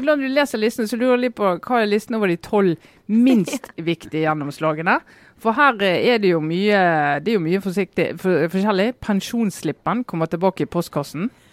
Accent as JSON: {"language": "Norwegian", "region": "Western Norway", "country": "Norway", "said": "som vestlending"}